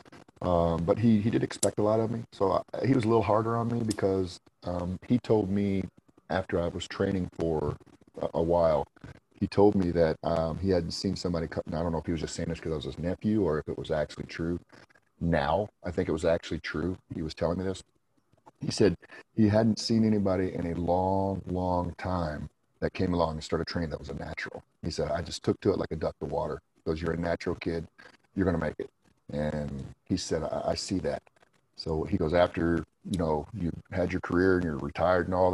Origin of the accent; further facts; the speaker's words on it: Indiana, United States; I went to Indiana University in my home state that I lived in Indiana